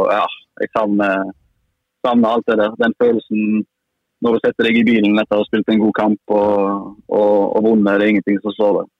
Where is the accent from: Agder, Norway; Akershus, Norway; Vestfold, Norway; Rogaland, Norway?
Rogaland, Norway; Haugesund; moved away as an adult; now in Molde, Norway; hjemme i Haugesund